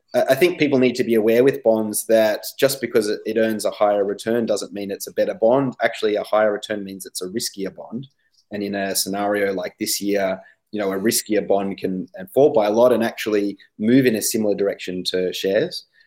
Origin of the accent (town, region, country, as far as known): Australia